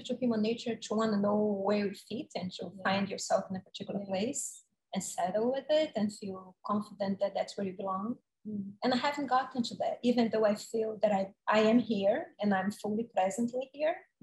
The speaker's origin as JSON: {"language": "English", "town": "Salvador", "region": "Bahia", "country": "Brazil", "tie": "born or raised there", "moved": "yes", "lives_now": "New York City, United States", "said": "I came from my hometown, Salvador, to New York, and I stayed here the rest of my life."}